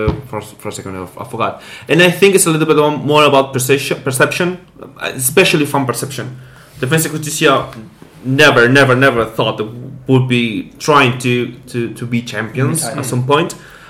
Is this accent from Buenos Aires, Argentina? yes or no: no; Entre Ríos, Argentina; I'm from Trios, yeah.